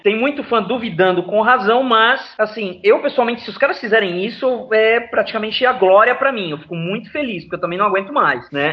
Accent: Santos, São Paulo, Brazil; eu sou de Santos, no litoral de São Paulo

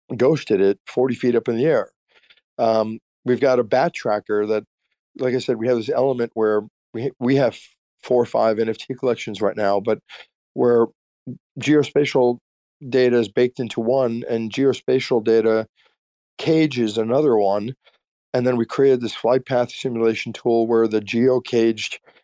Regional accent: Austin, Texas, United States; we're from Austin

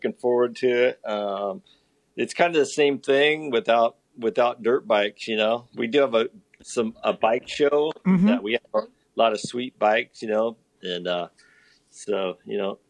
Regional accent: El Cajon, California, United States; also born or lived in Encinitas; I was a SoCal guy, grew up down here

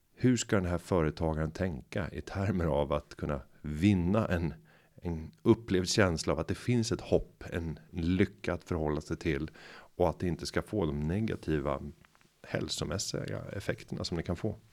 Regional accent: Sweden; vi som svenskar

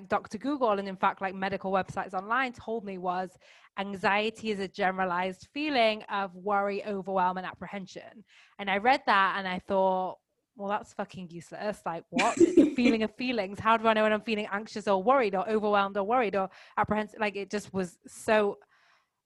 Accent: England, United Kingdom; moved away as an adult; now in France; I am English, currently living in the south of France, but actually on my fourth continent in the last 16 months

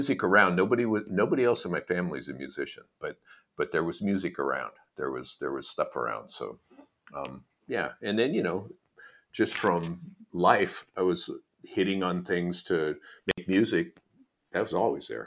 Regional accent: Portland, Oregon, United States; I'm from Portland. I was born in Portland, Oregon

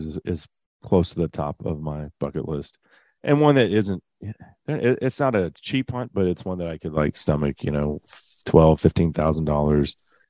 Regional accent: Texas, United States; as a Texan

